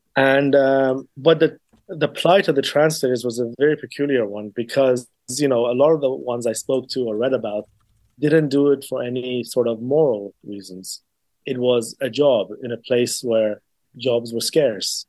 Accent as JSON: {"language": "English", "region": "England", "country": "United Kingdom", "tie": "born or raised there", "also_born_or_lived": "Iran", "said": "I am Iranian, um, and I grew up in England predominantly"}